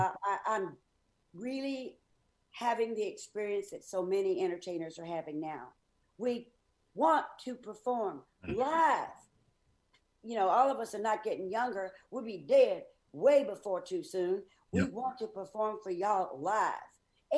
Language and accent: English; Memphis, Tennessee, United States; moved away; growing up in Memphis, Tennessee. I happen to be Jewish